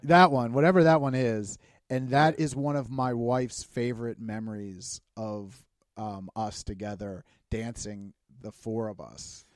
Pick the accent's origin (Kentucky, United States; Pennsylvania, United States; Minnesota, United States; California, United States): Pennsylvania, United States; Pittsburgh; we're from Pittsburgh